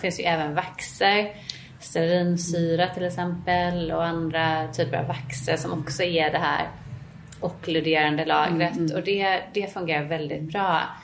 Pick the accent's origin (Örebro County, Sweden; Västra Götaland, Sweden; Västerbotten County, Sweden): Västra Götaland, Sweden; Gothenburg; now in Stockholm, Sweden; vi kommer ju båda från Göteborg